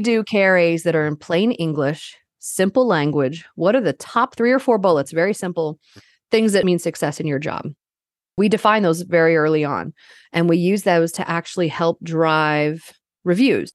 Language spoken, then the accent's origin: English; Northern Virginia, United States; moved away as an adult; also born or lived in Caribbean island / Denver, Colorado / Oklahoma / Colorado; growing up in Northern Virginia for the most part